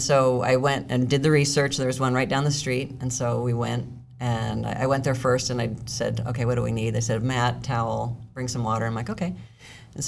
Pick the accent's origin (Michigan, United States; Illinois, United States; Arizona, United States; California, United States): Arizona, United States; Scottsdale; also born or lived in Massachusetts; I was born in Massachusetts. Moved out here when I was like 6 months old. I've lived here my whole life, pretty much. Grew up right here in Scottsdale